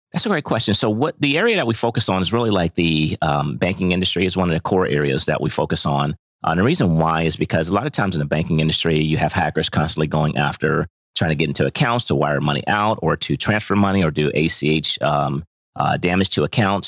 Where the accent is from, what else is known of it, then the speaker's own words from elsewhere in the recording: Ohio, United States; also born or lived in Atlanta; now in Bentonville, United States; originally I'm from Ohio, and I moved to Atlanta, like, twenty-plus years ago.